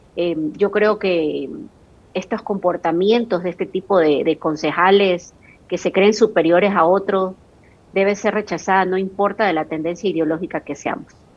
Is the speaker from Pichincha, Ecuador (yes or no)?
no; Guayaquil, Guayas, Ecuador; yo se lo digo como guayaquileña